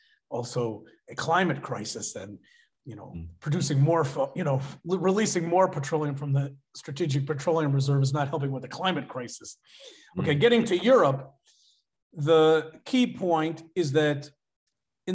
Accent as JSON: {"language": "English", "country": "United States", "said": "as an American"}